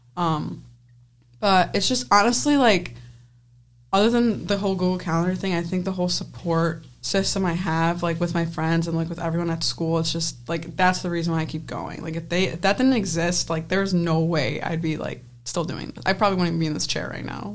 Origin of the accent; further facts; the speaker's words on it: Penfield, New York, United States; I'm from Penfield, New York